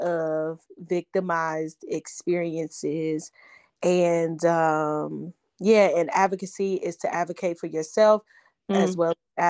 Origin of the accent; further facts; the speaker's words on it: Cincinnati, Ohio, United States; moved away as an adult; now in Louisville, United States; I am from Cincinnati, Ohio. I have I currently live in Louisville, Kentucky.